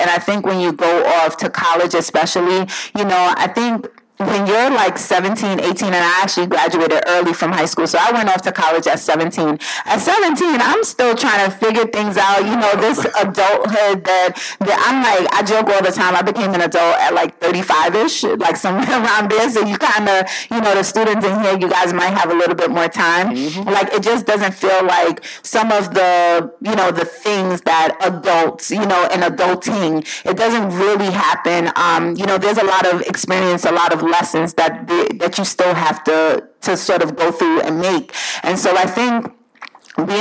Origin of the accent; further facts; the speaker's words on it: New York City, New York, United States; also born or lived in Jamaica; growing up, again, in Brooklyn, New York